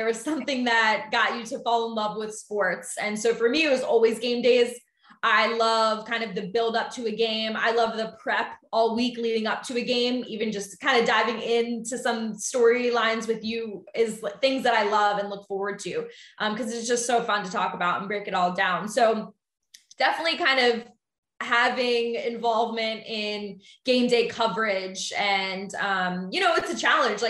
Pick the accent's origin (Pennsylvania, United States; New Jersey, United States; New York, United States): Pennsylvania, United States; Philadelphia; also born or lived in Ohio; I'm actually originally from Philly, born and raised